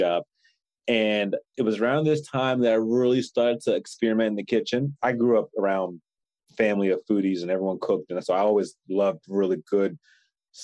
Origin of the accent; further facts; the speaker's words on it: Philadelphia, Pennsylvania, United States; moved away; I'm from Philly originally.